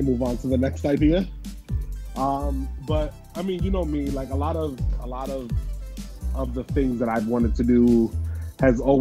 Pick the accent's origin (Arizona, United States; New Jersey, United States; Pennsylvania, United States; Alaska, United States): New Jersey, United States; now in Baltimore County, United States; growing up in South Jersey